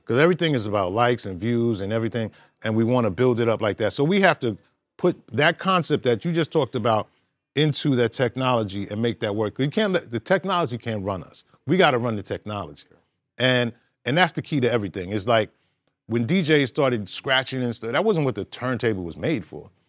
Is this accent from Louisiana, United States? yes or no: no; New York City, New York, United States; I'm originally from Brooklyn